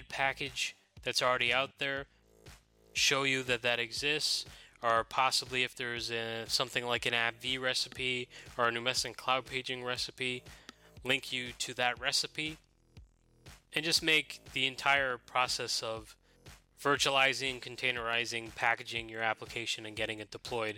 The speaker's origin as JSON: {"language": "English", "country": "Ireland", "moved": "yes", "said": "my home country of Ireland"}